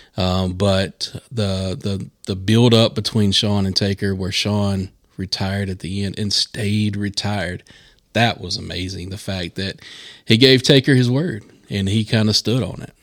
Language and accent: English; Charlotte area, North Carolina, United States; I grew up in this area. We are broadcasting from Gastonia, North Carolina, in the Charlotte area here